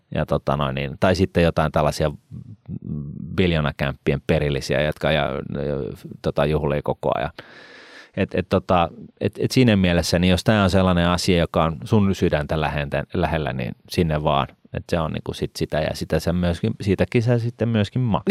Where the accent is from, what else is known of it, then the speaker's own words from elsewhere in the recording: Helsinki, Uusimaa, Finland; Mä oon syntynyt Ullanlinnassa et, tota, ja mä oon asunut Ullanlinnassa ja mä en halua olla siellä enää